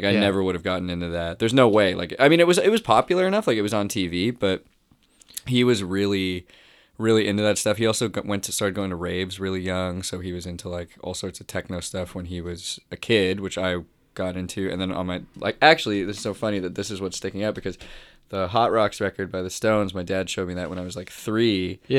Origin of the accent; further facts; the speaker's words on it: Toronto, Ontario, Canada; Yeah, born and raised.